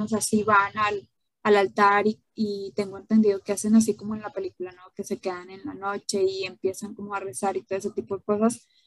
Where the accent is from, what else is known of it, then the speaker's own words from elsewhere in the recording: Mexico; esa es una de las tradiciones que, tenemos aquí en México